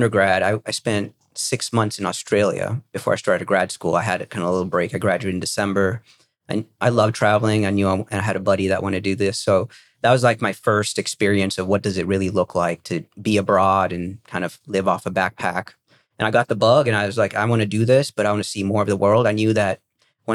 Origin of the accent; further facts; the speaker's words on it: Maryland, United States; moved away as an adult; also born or lived in United Kingdom; now in Austin, United States; I grew up on the East Coast in Maryland